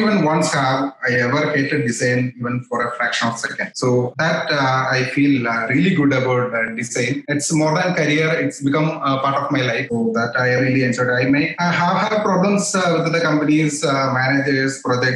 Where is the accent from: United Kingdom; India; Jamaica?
India; Kochi, Kerala; I came back to Kochi. That's my hometown.